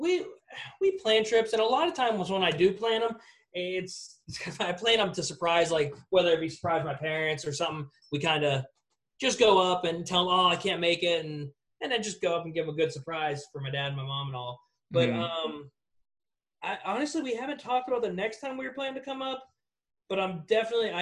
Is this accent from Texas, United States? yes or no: no; Pittsburgh, Pennsylvania, United States; moved away as an adult; now in South Carolina, United States; I'm from Pittsburgh, but I am living here now.